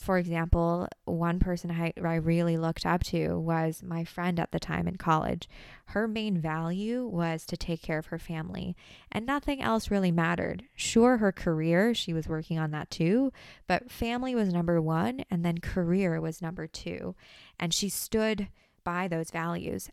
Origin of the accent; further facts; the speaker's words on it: United States; I'm Asian American, but also having grown up in the States